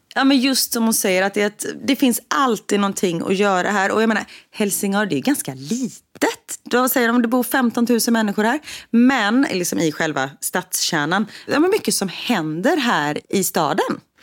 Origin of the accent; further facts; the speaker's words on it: Gothenburg, Västra Götaland, Sweden; vi är ju från Göteborg